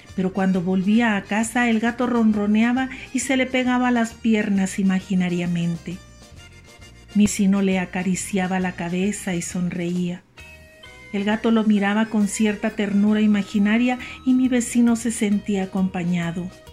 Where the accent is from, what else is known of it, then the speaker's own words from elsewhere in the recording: Mexico; also born or lived in Chihuahua, Chihuahua; Soy mexicana, vivo en Chihuahua, Chihuahua